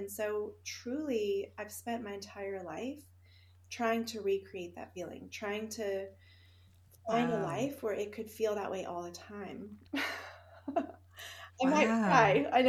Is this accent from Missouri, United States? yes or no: no; Houston, Texas, United States; also born or lived in Finland; I think we should start when I was little, growing up in Finland in the summer house that my grandfather built. And we lived in Houston, Texas during the year, and so we would go every summer to Finland.